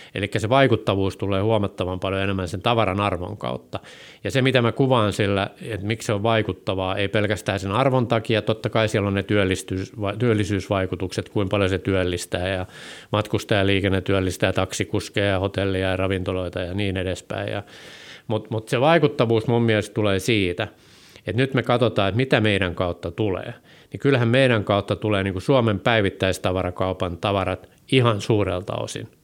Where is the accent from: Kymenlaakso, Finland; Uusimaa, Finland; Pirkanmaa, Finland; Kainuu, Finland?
Kymenlaakso, Finland; Hamina; moved away; also born or lived in Germany / Helsinki; Mä oon Haminasta kotoisin ja siellä oli satama vieressä ja siellä sitten kakarana